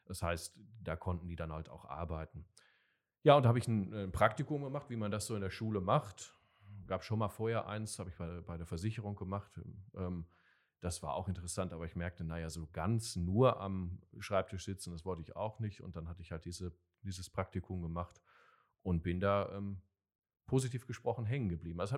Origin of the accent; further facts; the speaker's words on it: Werl, North Rhine-Westphalia, Germany; also ich komme aus Werl